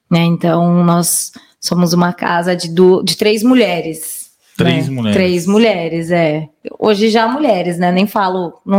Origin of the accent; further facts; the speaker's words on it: Minas Gerais, Brazil; also born or lived in Manaus / Vargem Grande; now in São Roque, Brazil; eu nasci em Manaus, né? Vivi em Minas, né? Durante a infância e vim para São Paulo, né? Para Vargem Grande.